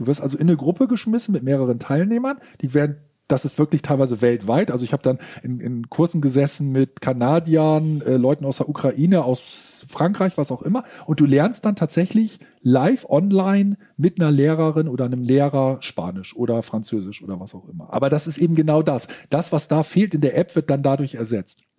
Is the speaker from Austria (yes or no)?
no; Germany; Als Deutscher